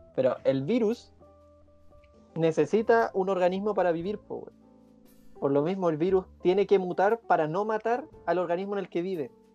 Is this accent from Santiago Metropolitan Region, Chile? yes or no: yes; Puente Alto, Santiago Metropolitan Region, Chile; somos tres hueones de Puente Alto